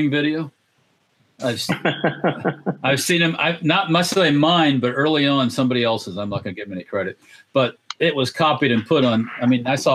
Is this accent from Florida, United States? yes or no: yes; Tampa, Florida, United States; I grew up in Tampa